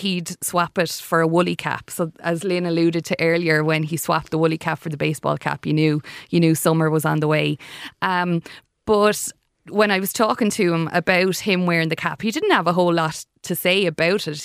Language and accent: English; Wexford, Leinster, Ireland; I'm from Wexford, so we'd have a huge rivalry with Kilkenny